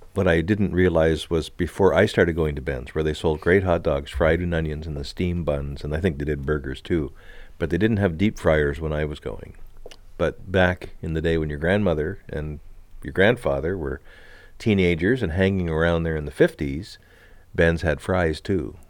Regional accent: Montreal, Quebec, Canada; moved away; also born or lived in Miramichi, New Brunswick; Growing up in Montreal, when I was just a little fella

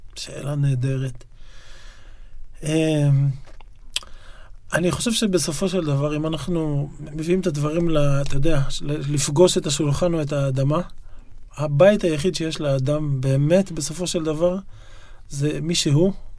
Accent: Yokneam, Northern District, Israel; also born or lived in Haifa; now in Tel Aviv, Israel; נולדתי בחיפה, אבל גדלתי ביוקנעם

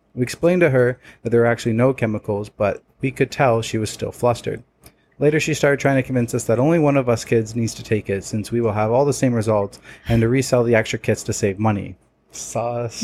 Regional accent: Toronto, Ontario, Canada; We're from Toronto

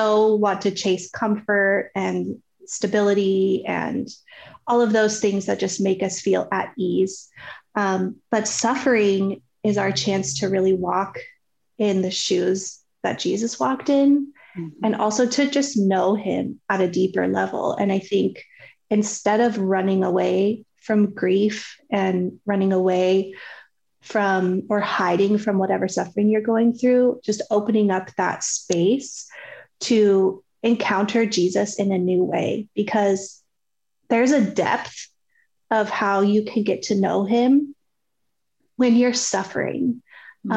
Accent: Colorado, United States; moved away as an adult; now in Dallas, United States; We're actually originally from Colorado and now we live in Dallas.

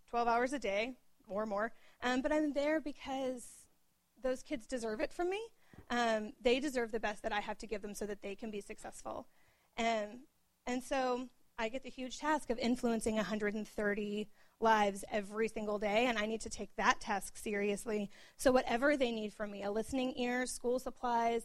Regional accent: Oklahoma, United States; moved away; I was born and raised in Oklahoma

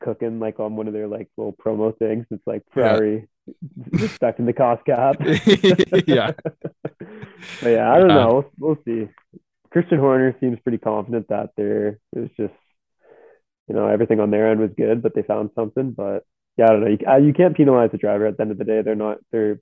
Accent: Canada; as a Canadian

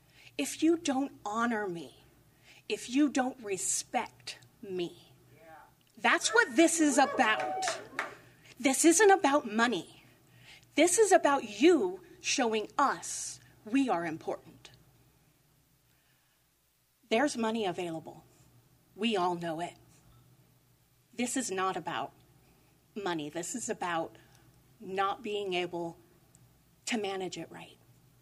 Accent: Willits, California, United States; I am born and raised in Willits. This is my home. This is where I am from.

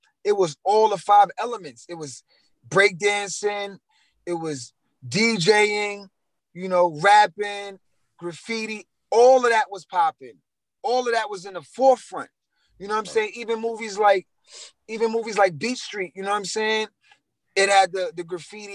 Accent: New York City, New York, United States; also born or lived in Queens; I'm from Brooklyn, too

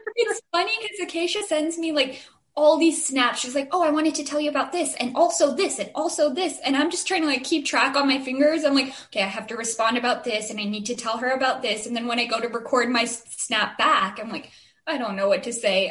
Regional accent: Chandler, Arizona, United States; we're from Chandler

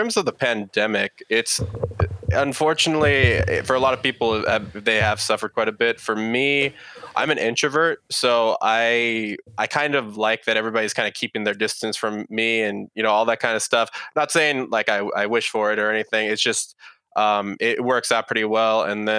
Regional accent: San Jose, California, United States; now in Austin, United States; So I'm based over here in Austin, Texas. I was actually originally from San Jose, California, which for your listeners' information, that's where the Silicon Valley is.

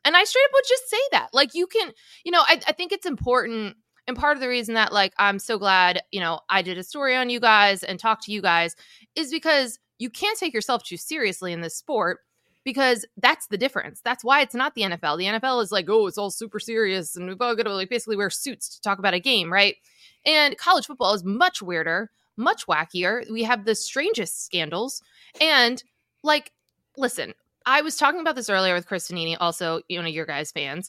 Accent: New Jersey, United States; I'm from Jersey. I'm 20 minutes from Rutgers

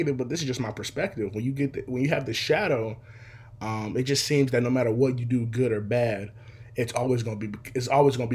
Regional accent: Seattle, Washington, United States; I'm from Seattle, Washington. Still here to this day

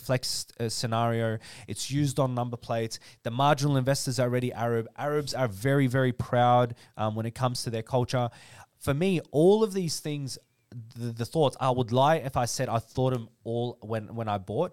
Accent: Dandenong, Victoria, Australia; I am a kid from Dandenong

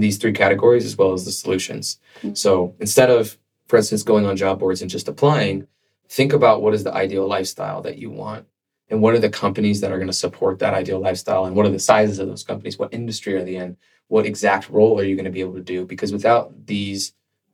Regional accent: California, United States; moved away as an adult; also born or lived in Boston; I grew up in California. And then after college, I got a job and I was working in corporate. At IBM, and I moved to Boston for the training program

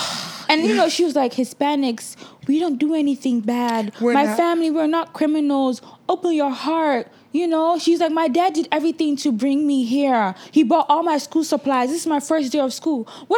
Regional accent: Nigeria; now in United States; even before I came from Nigeria, my parents were citizens.

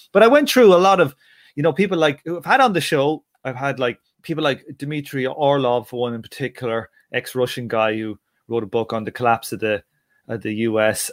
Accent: Ireland; being an Irish person

